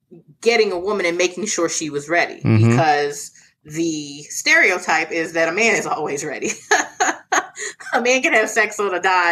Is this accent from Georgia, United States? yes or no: no; Philadelphia, Pennsylvania, United States; I'm from Philadelphia